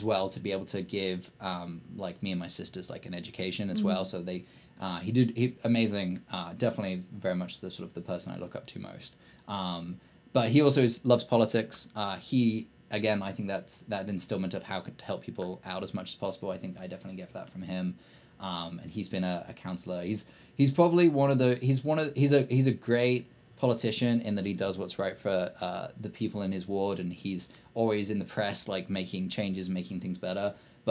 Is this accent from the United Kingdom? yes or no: yes; Blakedown, West Midlands, United Kingdom; But no, I'm actually from a small village called Blakedown, which is near a small town called Kidderminster. You've never heard of any of these. Which is near a bigger city called Birmingham